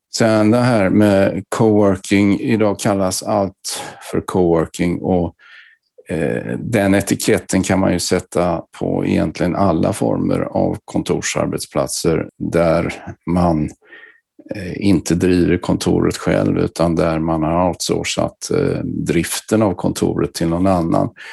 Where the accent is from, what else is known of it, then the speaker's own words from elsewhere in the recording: Gothenburg, Västra Götaland, Sweden; min bakgrund är att jag kommer från Göteborg.